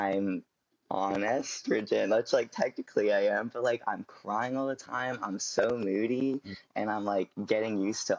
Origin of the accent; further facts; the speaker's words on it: California, United States; I'm from California.